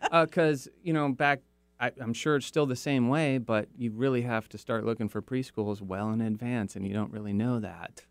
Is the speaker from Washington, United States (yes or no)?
yes; Kirkland, Washington, United States; also born or lived in Seattle; I grew up in Kirkland